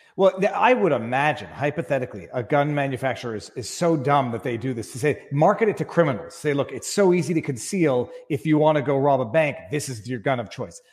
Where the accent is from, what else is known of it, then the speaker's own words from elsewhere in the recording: Quebec, Canada; as a Canadian, Quebec lawyer